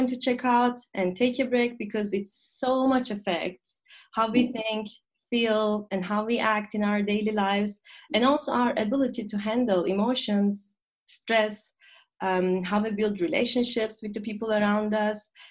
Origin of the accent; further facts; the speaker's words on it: Turkey; moved away as an adult; now in Berlin, Germany; I come from Turkey and I moved to Germany for about 6 years ago, right after my master's studies.